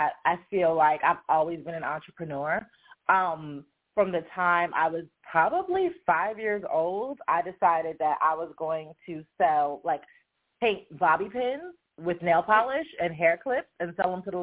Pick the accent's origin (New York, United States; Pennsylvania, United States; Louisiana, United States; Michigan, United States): New York, United States; I grew up in New York, and I designed jewelry mass market